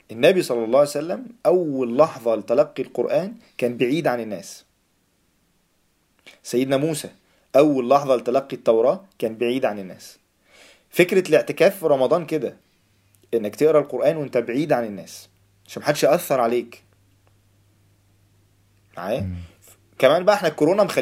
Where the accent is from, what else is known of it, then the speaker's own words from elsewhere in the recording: Egypt; also born or lived in Saudi Arabia; مولود مولود في السعوديه فعندي خلفيه برضو شويه اوكي بس لما جيت مصر فايه فعشت بقى